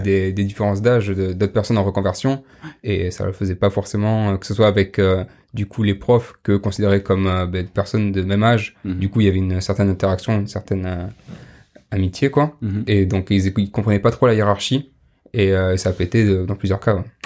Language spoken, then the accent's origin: French; Pau, Nouvelle-Aquitaine, France; je viens du sud-ouest de Pau